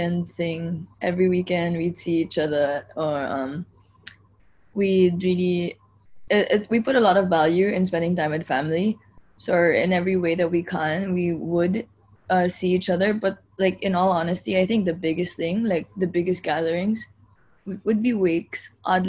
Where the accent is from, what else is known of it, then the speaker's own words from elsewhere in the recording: Makati, Metro Manila, Philippines; moved away; growing up in the Philippines